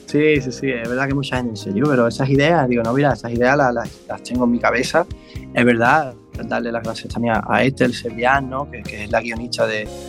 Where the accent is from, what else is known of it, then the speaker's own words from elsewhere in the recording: Mairena, Andalusia, Spain; aquí, de mi pueblo de Mairena